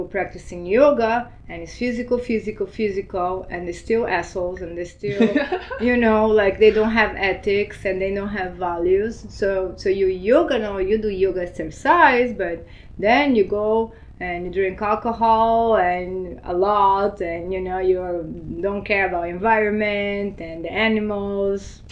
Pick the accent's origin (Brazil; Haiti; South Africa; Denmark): Brazil; also born or lived in Argentina; now in Miami, United States; I was born in Argentina, but I grew up in Brazil.